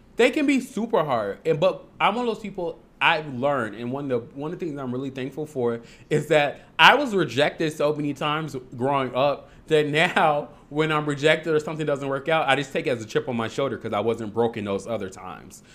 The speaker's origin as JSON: {"language": "English", "town": "Harvey", "region": "Illinois", "country": "United States", "also_born_or_lived": "Logan Square, Chicago", "said": "I'm from Harvey, but I, then I moved"}